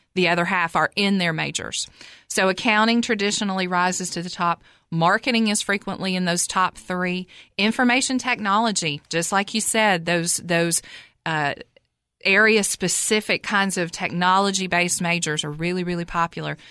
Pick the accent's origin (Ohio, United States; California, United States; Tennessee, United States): Tennessee, United States; Cookeville; I'm from Cookville originally. I graduated high school, Cookville High School in nineteen eighty-eight